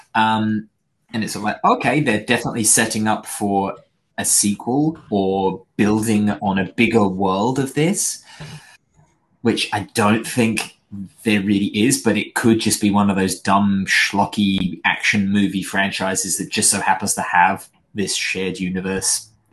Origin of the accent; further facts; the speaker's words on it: United Kingdom; I'm British